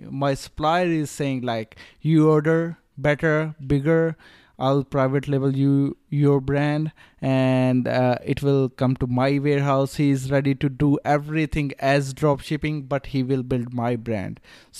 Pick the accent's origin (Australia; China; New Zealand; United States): Australia; Melbourne, Victoria; And when I tell them, like, I'm from Melbourne, just came to meet you, then they know how serious I am.